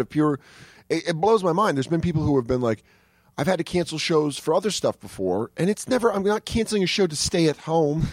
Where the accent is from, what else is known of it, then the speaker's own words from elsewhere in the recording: Aurora, Colorado, United States; now in New York, United States; I grew up in Aurora